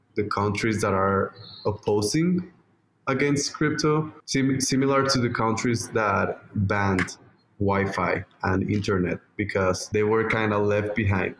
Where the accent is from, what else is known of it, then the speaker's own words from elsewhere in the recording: Mexico; my home country, Mexico